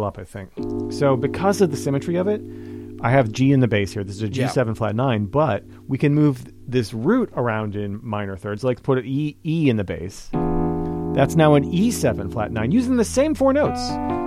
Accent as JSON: {"language": "English", "town": "High Ridge", "region": "Missouri", "country": "United States", "tie": "born or raised there", "said": "I grew up in High Ridge, and everybody used to wear Carhartt"}